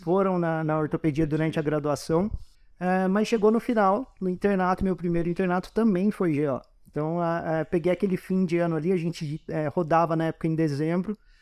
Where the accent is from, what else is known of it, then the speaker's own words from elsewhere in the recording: Poços de Caldas, Minas Gerais, Brazil; moved away as an adult; now in São Paulo, Brazil; eu sou de Poços de Caldas, não sou daqui de São Paulo estudar, estudei a minha vida toda lá